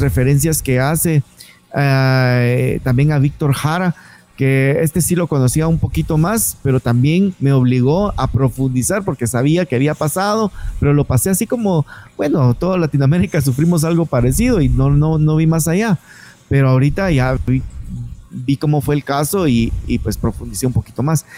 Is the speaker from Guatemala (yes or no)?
yes; Guatemala; los guatemaltecos seamos tan agringados en nuestra forma de ser, en nuestra forma de hablar